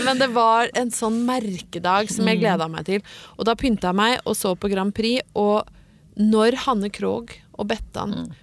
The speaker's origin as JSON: {"language": "Norwegian", "town": "Brøttum", "region": "Innlandet", "country": "Norway", "tie": "born or raised there", "said": "fikk jo aldri ferdig mat hjemme på Brøttum. Mor mi lagde alt fra bunnen av"}